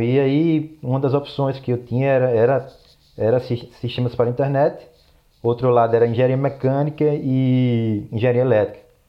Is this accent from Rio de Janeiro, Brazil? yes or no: no; João Pessoa, Paraíba, Brazil; moved away as an adult; also born or lived in San Diego, United States / Torrance, United States; now in Los Angeles, United States; sou de João Pessoa, na Paraíba. Atualmente eu moro em Los Angeles, na, na Califórnia